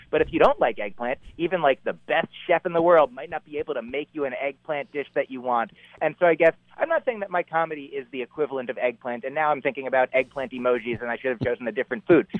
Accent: New Jersey, United States; moved away as an adult; now in Boston, United States; I grew up in New Jersey in the New York area, you know like just sort of outside New York City

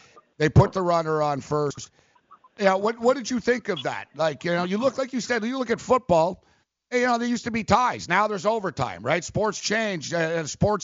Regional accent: Montreal, Quebec, Canada; I grew up in Montreal.

